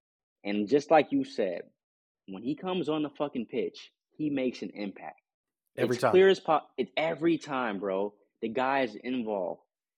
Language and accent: English; United States; as an American and someone that's studying soccer and football and learning my way, I'm always looked down upon from the English.